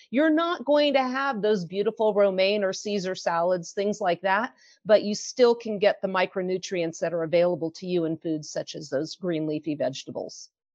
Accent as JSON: {"language": "English", "town": "San Francisco", "region": "California", "country": "United States", "tie": "born or raised there", "moved": "as an adult", "lives_now": "Utah, United States", "said": "I was born and raised in San Francisco"}